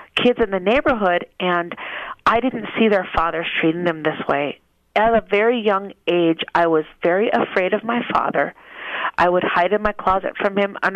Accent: Minnesota, United States; moved away as an adult; now in Las Vegas, United States; I am originally from Minnesota, and I live in Las Vegas now.

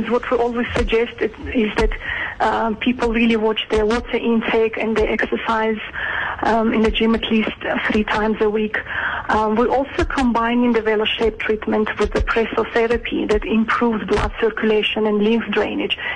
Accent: Georgia; English is a second language; now in South Africa; Yes, I'm originally from Georgia, but um, I have been living in South Africa for 20

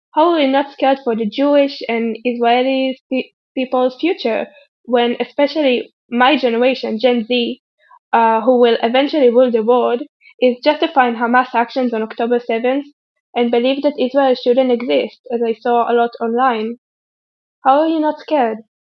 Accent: Germany; moved away as an adult; now in Netherlands; I'm originally from Germany, uh, but a student right now in the Netherlands.

